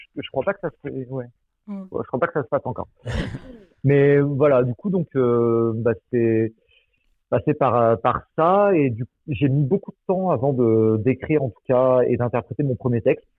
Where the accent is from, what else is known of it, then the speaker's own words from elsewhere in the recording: Angoulême, Nouvelle-Aquitaine, France; moved away; je suis d'Angoulême à la base